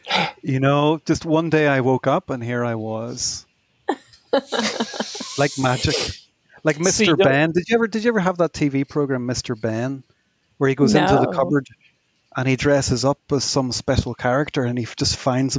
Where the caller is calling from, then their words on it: Colares, Lisbon, Portugal; I'm calling from Portugal, from a place called Colares in Portugal, which is in a little area called Sintra.